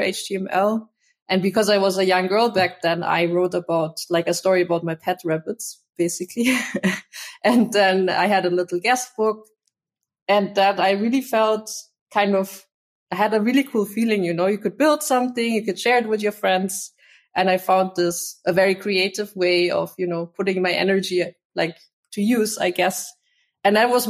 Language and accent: English; Munich, Bavaria, Germany; I grew up in Munich, so in the south of Germany.